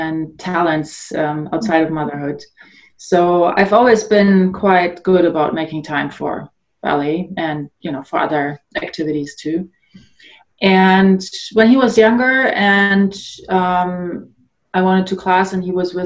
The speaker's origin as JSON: {"language": "English", "region": "Northern Germany", "country": "Germany", "tie": "born or raised there", "also_born_or_lived": "Poland / Munich, Germany", "moved": "as an adult", "lives_now": "Canada", "said": "that's where I grew up. I was born in Poland originally, but we moved to Germany when I was about 6 years old. So I grew up in Germany, Northern Germany"}